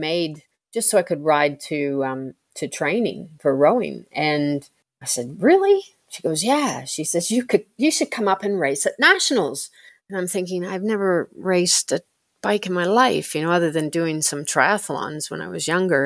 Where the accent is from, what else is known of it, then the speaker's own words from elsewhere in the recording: Canada; moved away as an adult; now in Australia; I born and bred in Canada